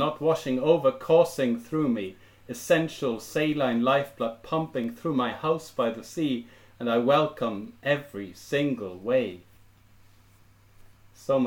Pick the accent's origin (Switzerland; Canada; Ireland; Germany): Germany; first language German; English is a second language; moved away as an adult; now in Cambridge, United Kingdom; as a teenager growing up in Germany